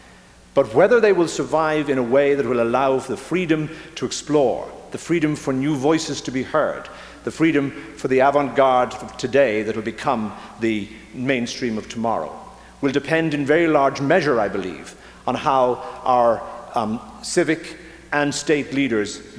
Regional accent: Ireland; moved away as an adult; now in Minnesota, United States; I come from Ireland, where theatre and politics have always been intertwined

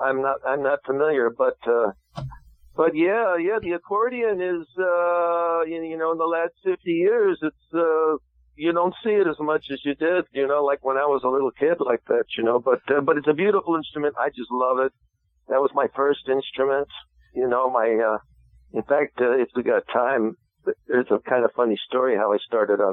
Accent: New Jersey, United States; I grew up in New Jersey, central New Jersey, Middlesex County

